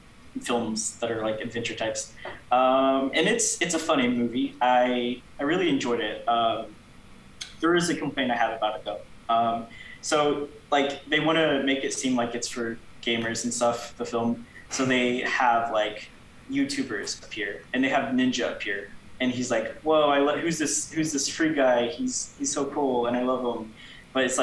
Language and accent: English; Clarksville, Arkansas, United States; I am from Clarksville, Arkansas. So it is like a very southern town